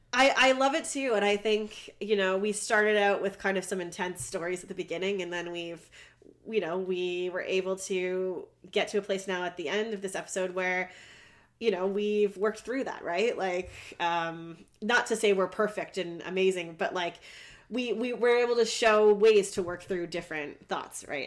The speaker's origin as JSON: {"language": "English", "country": "Canada", "said": "I'm Canadian."}